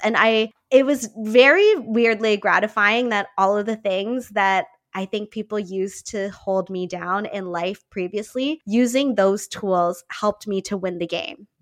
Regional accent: Niagara Falls, Ontario, Canada; I grew up in Niagara Falls here in Canada

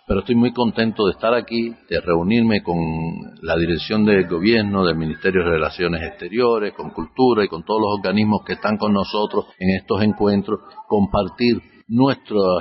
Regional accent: Cuba; moved away as an adult; yo he vivido aquí todos esos años que ellos ya estaban fuera. Yo salí de, Cuba ya mayor, a treinta y pico años largos, ellos habían salido niños.

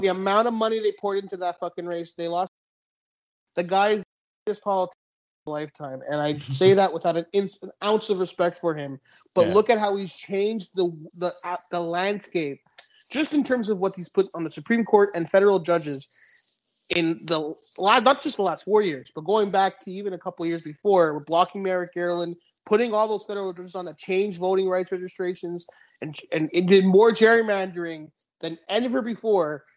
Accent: Laval, Quebec, Canada; also born or lived in Dollard-des-Ormeaux; my one of some of my youngest memories are you know 1996 95 whatever the referendum we're yeah. living in we're living in laval at the time

